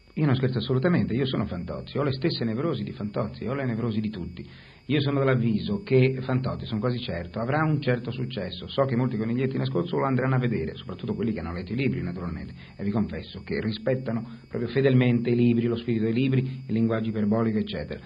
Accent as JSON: {"language": "Italian", "town": "Genoa", "region": "Liguria", "country": "Italy", "tie": "born or raised there", "said": "io sono genovese, sono nato a Genova nel 1938"}